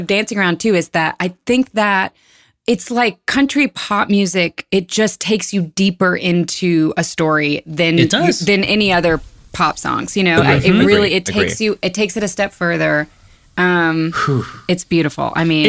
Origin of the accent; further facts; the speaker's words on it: Birmingham, Alabama, United States; I grew up in Alabama